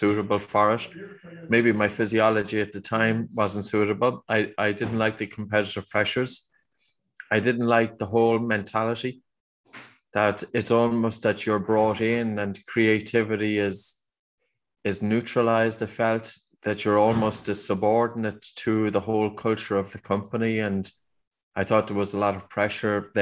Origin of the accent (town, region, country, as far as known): Ireland; accent: Irish